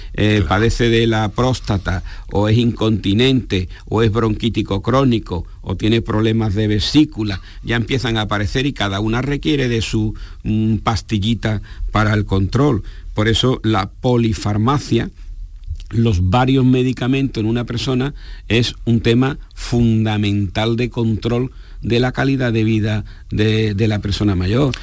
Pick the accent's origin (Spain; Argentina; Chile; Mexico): Spain; nuestra población en España